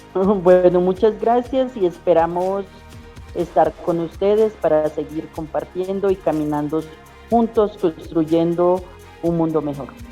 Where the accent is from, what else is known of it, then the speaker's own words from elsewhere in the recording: La Chorrera, Amazonas, Colombia; yo soy del pueblo indígena Uitoto, del territorio de origen de la chorrera Amazonas del resguardo predio Putumayo